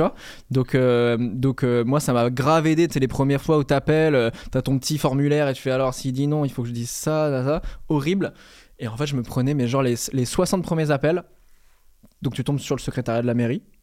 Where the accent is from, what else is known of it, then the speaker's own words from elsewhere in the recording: Normandy, France; J'ai grandi en Normandie, hein, vraiment